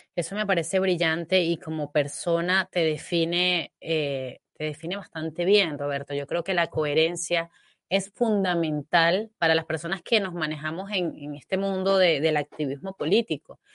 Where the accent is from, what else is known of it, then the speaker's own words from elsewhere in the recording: Venezuela; now in Spain; yo nací, crecí bajo la sombra del marxismo en mi país